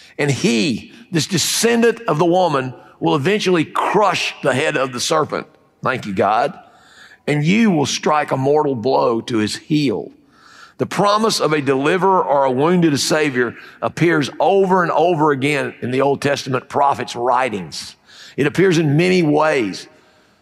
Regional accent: Fayetteville, United States; I'm from Fayetteville

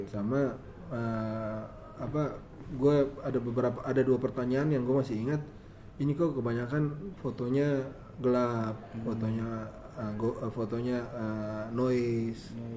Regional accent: Ambon, Maluku, Indonesia; gue Ambon

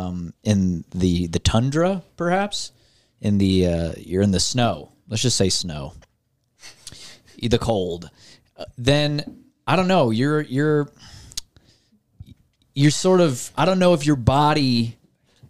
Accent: Alaska, United States; moved away; I'm from Alaska, all right? And I didn't like it there

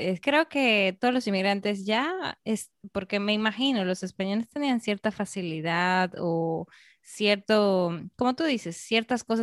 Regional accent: Peru; digamos, yo peruana, solo de peruanas en otro sitio

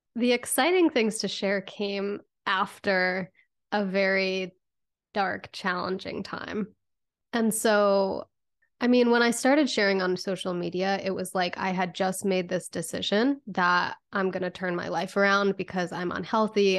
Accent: Connecticut, United States; I grew up in Connecticut

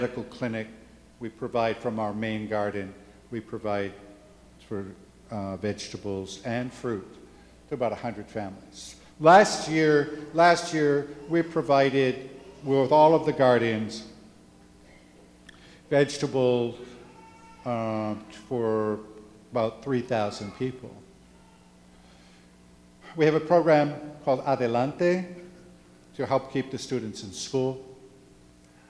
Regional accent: New Hampshire, United States; moved away as an adult; now in San Francisco de la Paz, Honduras; I grew up in New Hampshire

